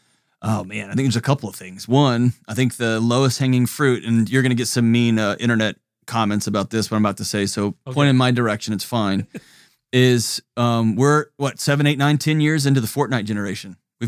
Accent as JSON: {"language": "English", "region": "Texas", "country": "United States", "moved": "yes", "lives_now": "Tennessee, United States", "said": "I'm Texan."}